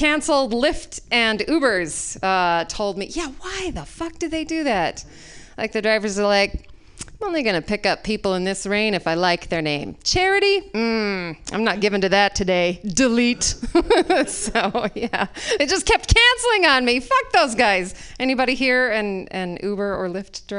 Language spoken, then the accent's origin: English; Utah, United States; moved away; I was raised in Utah